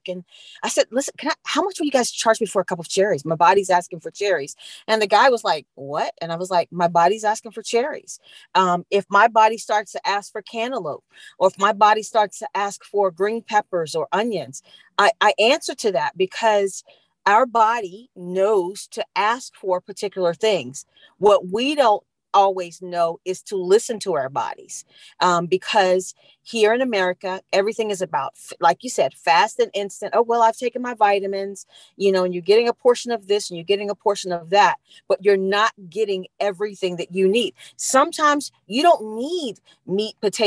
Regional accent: London, United Kingdom; now in Virginia, United States; I grew up in London

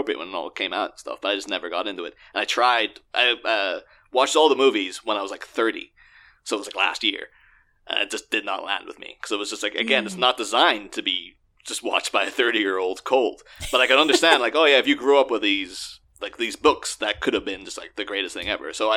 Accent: Ireland; I'm Irish

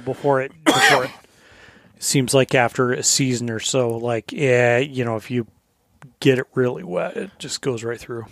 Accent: Southern Colorado, United States; moved away as an adult; now in Alaska, United States; growing up in Southern Colorado where the fishing is dog shit

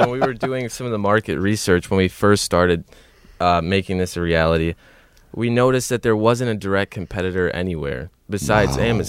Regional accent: Southfield, Michigan, United States; I'm from Southfield, Michigan.

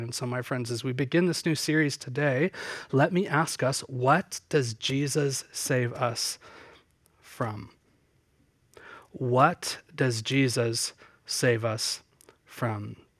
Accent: Southern Ontario, Canada; where I grew up in Southern Ontario.

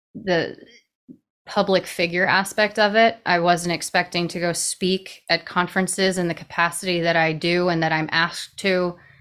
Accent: New York City, New York, United States; I'm from New York City. Born and raised in, you know, the fastest paced location that there might even be.

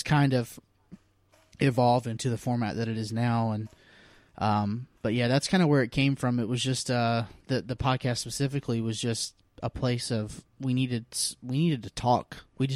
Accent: Dothan, Alabama, United States; moved away as an adult; now in Englewood, United States; I'm originally from Alabama, a small town. It's actually kind of a big town called Dothan, Alabama

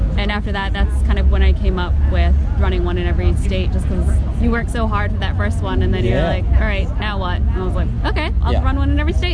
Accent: outside of Boston, Massachusetts, United States; now in New Zealand; But I grew up outside of Boston

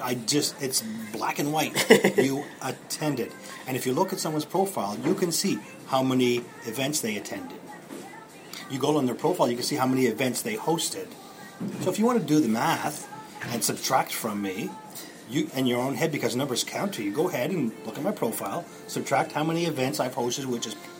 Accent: Moncton, New Brunswick, Canada; When I grew up in Moncton.

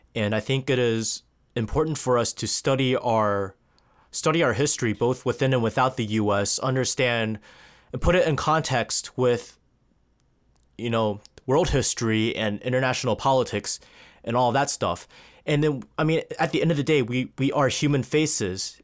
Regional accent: United States; us being born here away from our, you know, ancestral, ancestral homes

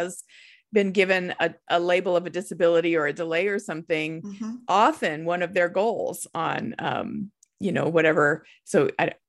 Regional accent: Nebraska, United States; we're from Nebraska, and the Nebraska Cornhuskers are our football team

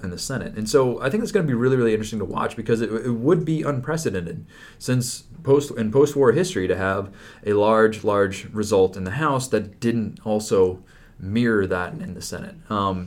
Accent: Florida, United States; my home state

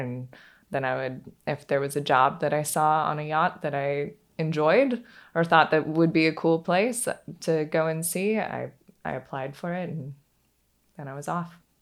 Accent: Pacific Northwest, United States; now in Charleston, United States; I grew up in the Pacific Northwest, and I just had a really free childhood

